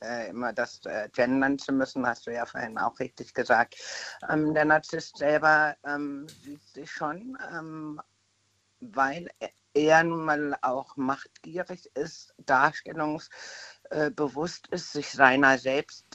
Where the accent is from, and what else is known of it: Bad Dürkheim, Rhineland-Palatinate, Germany